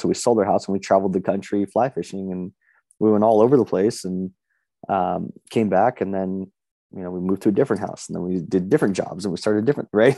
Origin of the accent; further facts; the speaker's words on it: Las Vegas, Nevada, United States; moved away as an adult; also born or lived in Reno, Nevada; now in Boise, United States; I live in Boise, Idaho now, but I was born and raised in Las Vegas